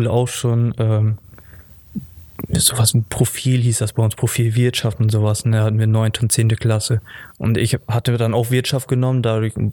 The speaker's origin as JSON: {"language": "German", "town": "Basel", "region": "Basel-Stadt", "country": "Switzerland", "said": "Genau, ich komme ja auch aus Basel und dann hat sich das da gut angeboten."}